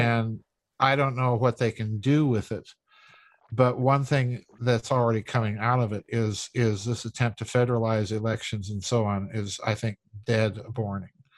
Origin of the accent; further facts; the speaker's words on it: South Dakota, United States; moved away; I'm from South Dakota.